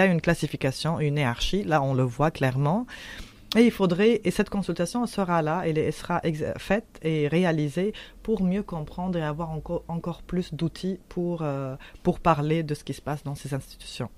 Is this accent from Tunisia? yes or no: yes; Tunisia; now in Quebec, Canada; je suis tunisienne et mhm. euh, je viens de la révolution tunisienne